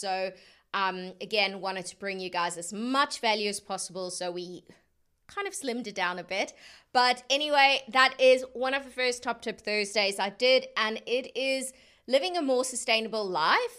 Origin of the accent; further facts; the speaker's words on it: South Africa; being South African